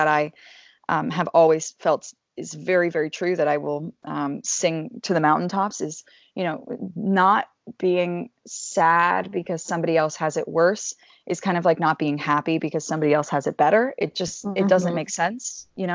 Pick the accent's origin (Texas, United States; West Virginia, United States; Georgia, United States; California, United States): Georgia, United States; Atlanta; I'm from Atlanta, Georgia